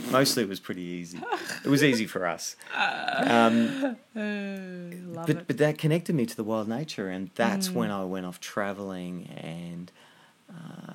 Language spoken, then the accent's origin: English; Blue Mountains, New South Wales, Australia; growing up in the Blue Mountains, which I moved to when I was 9